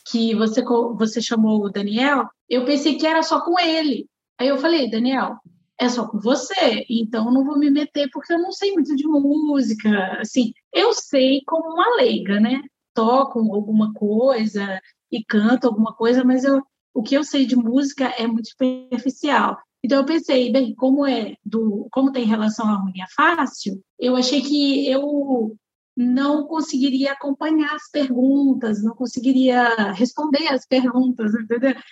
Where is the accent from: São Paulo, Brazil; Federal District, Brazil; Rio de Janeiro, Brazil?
São Paulo, Brazil; São José dos Campos; eu sou de São José dos Campos, São Paulo, uhum. mas nós nos consideramos é, capixabas, né?